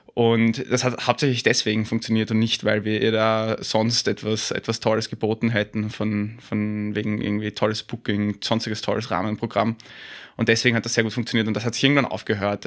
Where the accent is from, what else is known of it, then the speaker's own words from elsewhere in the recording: Vienna, Austria; accent: Wienerisch (a bit of Viennese); moved away as an adult; also born or lived in Hamburg, Germany; ich würde natürlich immer entlarvt in Deutschland sofort als, als Österreicher. Ähm, auch weil ich mir das halbwegs bewahrt habe, dieses, zumindest dieses bisschen Wienern